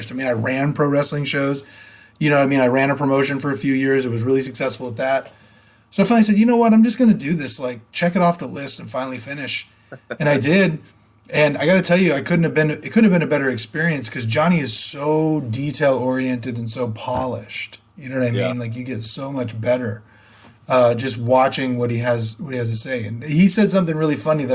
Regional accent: Sacramento, California, United States; also born or lived in Modesto; I grew up in Sacramento, but I was in Modesto then.

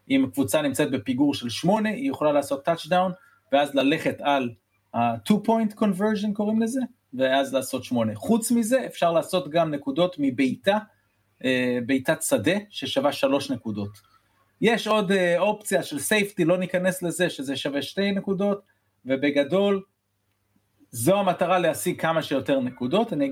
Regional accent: United States; also born or lived in Israel; וגדלתי בארצות הברית, אז uh, אחרי זה סוג של שילוב בין ישראל לארצות הברית, היו לי שנים פה, שנים שם

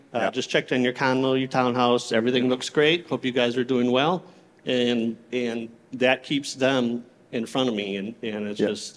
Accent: Clearwater, Florida, United States; I'm from Clearwater, Florida

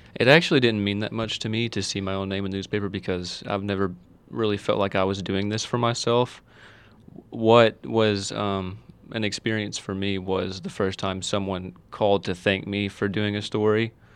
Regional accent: Owensboro, Kentucky, United States; now in Hancock County, United States; I'm from Owensboro, born and raised in Owensboro

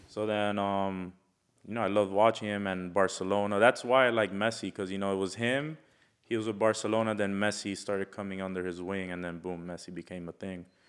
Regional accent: Florida, United States; also born or lived in Milwaukee, Wisconsin; from being born in Wisconsin to getting raised here

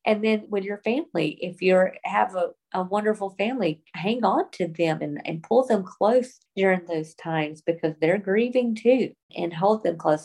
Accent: the South, United States; even though we've lived other places, I was raised in the South

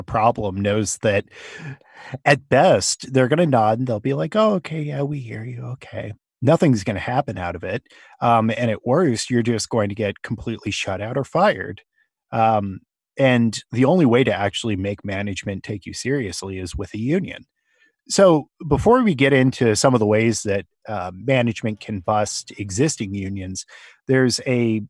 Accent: California, United States; now in Pennsylvania, United States; I'm from California.

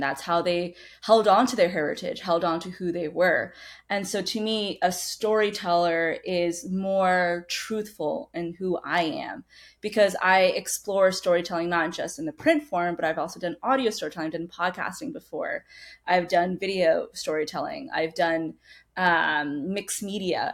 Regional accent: United States; also born or lived in Badra, Rajasthan, India; when I was two years old, I immigrated to the United States. So most of my life, I've grown up in the States

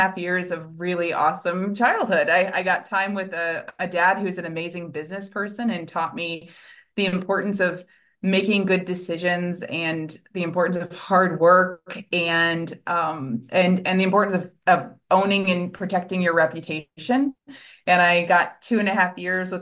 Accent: Central Illinois, United States; moved away as an adult; now in St. Louis, United States; I grew up in Central Illinois in a home with a parent that was dealing with a lot of generational abuse and trauma

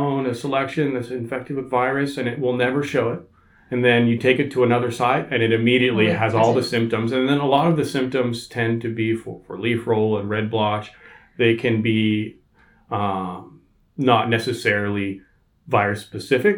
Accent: Bay Area, California, United States; also born or lived in Sonoma Valley; I grew up in the Bay Area. My family moved to Sonoma Valley in 1994

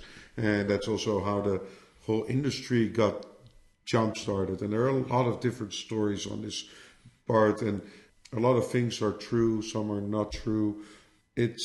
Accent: Amsterdam, North Holland, Netherlands; I'm from Amsterdam originally.

